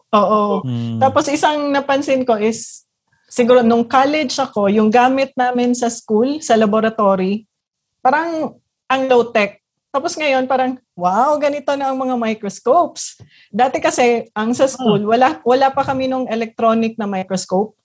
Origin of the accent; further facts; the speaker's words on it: Mindanao, Philippines; I'm from Mindanao.